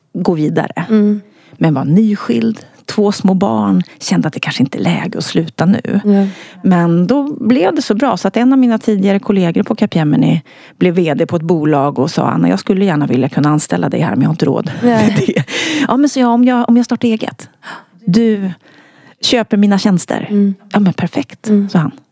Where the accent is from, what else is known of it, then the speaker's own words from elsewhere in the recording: Örnsköldsvik, Västernorrland County, Sweden; moved away; när jag bodde uppe i Örnsköldsvik där jag kommer ifrån